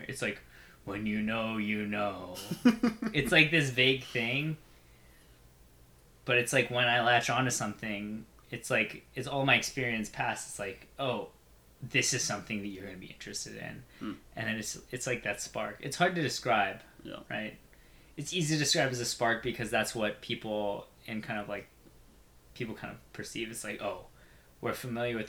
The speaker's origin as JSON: {"language": "English", "area": "Bay Area", "region": "California", "country": "United States", "tie": "born or raised there", "said": "I'm from the Bay Area. It's because a lot of my family's here. Like, I grew up here."}